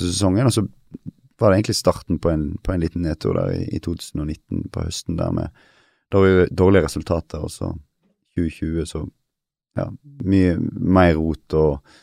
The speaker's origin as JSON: {"language": "Norwegian", "region": "Western Norway", "country": "Norway", "also_born_or_lived": "Kristiansand / Denmark", "said": "Jeg er jo vestlending sjøl"}